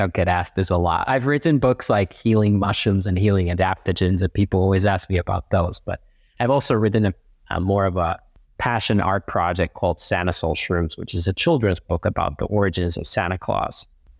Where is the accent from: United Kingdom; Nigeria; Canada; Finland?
Finland; And they're also massive where I'm originally from. So I am from Finland, and Northern Europeans and Nordics and Scandinavians have been very mushroom friendly. And same with me, I grew up on a farm